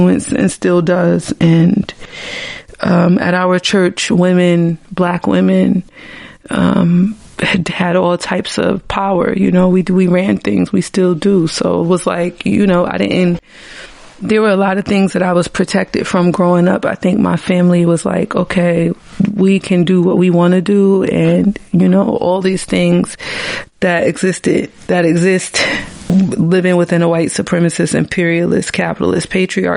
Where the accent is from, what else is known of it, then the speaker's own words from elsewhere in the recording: New Haven, Connecticut, United States; I'm from New Haven, Connecticut